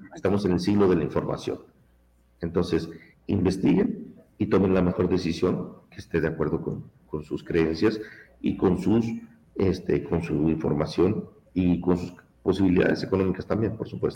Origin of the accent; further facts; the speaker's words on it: Mexico; now in United States; Yo soy mexicano de nacimiento, también tengo la ciudadanía mexicana